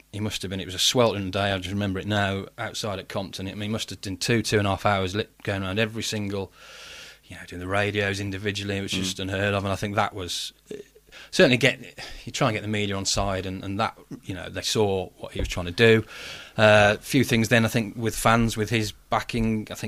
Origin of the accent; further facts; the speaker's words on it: Wolverhampton, West Midlands, United Kingdom; We're from Wolves. We're from Wolverhampton. Let's let's just show people we're not afraid to be mm. running through the town.